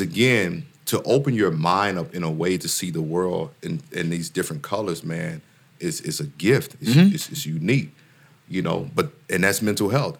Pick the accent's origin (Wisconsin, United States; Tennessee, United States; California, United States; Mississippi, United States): Mississippi, United States; I'm from Mississippi